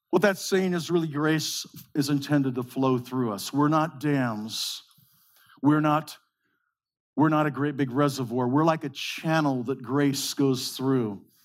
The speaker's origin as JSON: {"language": "English", "town": "Modesto", "region": "California", "country": "United States", "tie": "born or raised there", "said": "We grew up in the Central Valley of California, in the breadbasket of the world, in Modesto."}